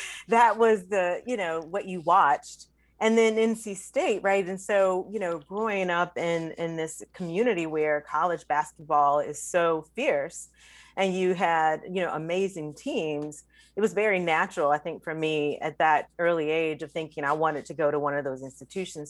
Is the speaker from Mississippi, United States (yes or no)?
no; North Carolina, United States; growing up in North Carolina